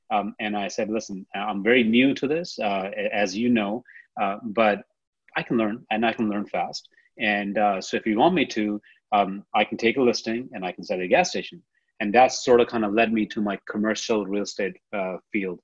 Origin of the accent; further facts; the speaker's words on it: India; now in San Antonio, United States; I'm from India.